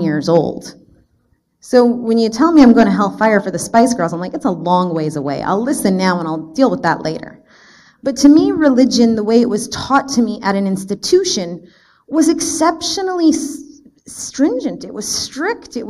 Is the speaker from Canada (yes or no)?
yes; Canada; I was born and raised actually in Canada. I have the honor of being a Canadian